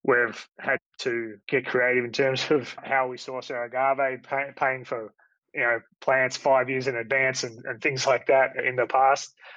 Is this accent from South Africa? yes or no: no; Australia; who I grew up with here in Australia